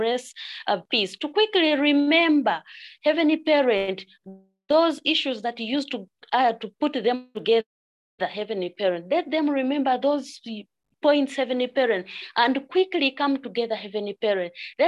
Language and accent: English; Uganda; I'm from Uganda